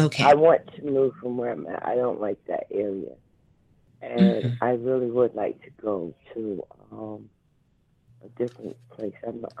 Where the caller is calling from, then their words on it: New Jersey, United States; from New Jersey.